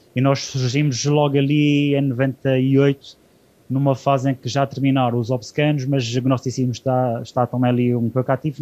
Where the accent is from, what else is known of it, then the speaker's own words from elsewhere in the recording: Azores, Portugal; aquilo que nos nos marca como, como açorianos